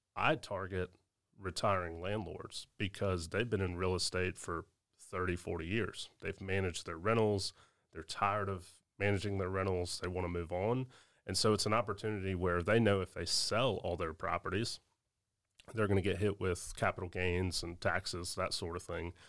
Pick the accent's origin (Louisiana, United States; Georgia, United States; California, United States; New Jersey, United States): Georgia, United States; Augusta; here in Augusta, my hometown